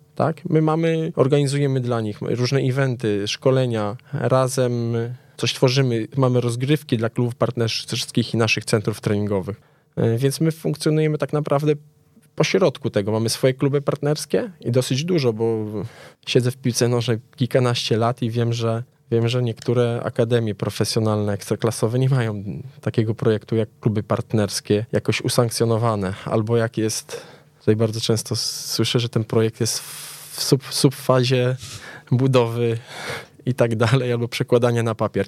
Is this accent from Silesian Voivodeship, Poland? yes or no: yes; Częstochowa, Silesian Voivodeship, Poland; now in Warsaw, Poland; jestem z Częstochowy